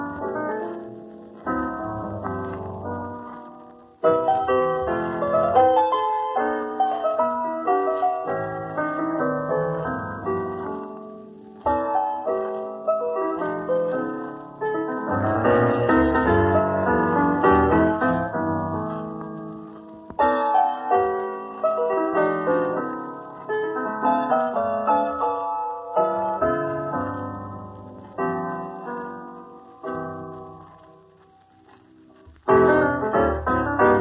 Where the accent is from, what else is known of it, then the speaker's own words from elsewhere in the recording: Chicago, Illinois, United States; Chicago being my hometown